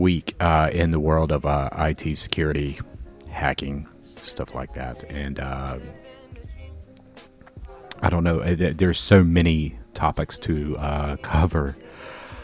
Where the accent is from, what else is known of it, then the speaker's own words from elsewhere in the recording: the South, United States; accent: southern drawl; now in Chicago, United States; I am from the South, and I love being in the South.